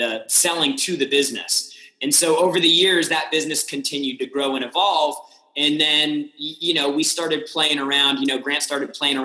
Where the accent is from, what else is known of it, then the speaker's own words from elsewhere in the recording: San Diego, California, United States; also born or lived in Austin, Texas / Los Angeles; now in Miami, United States; I grew up in San Diego, had the opportunity to live in a couple cities. I lived in Austin, Texas. I lived in Los Angeles, and then now in Miami